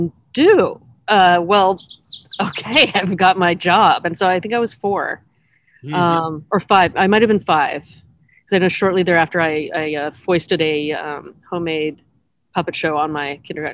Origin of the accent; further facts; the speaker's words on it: California, United States; also born or lived in Oregon / Pasadena / Bay Area; I've been raised in California